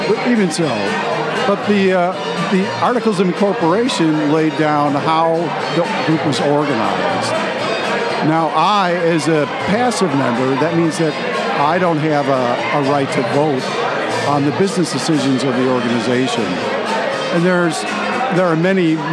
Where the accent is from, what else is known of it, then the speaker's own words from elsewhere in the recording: United States; I'm an American. I mean, I was born and raised in the U.S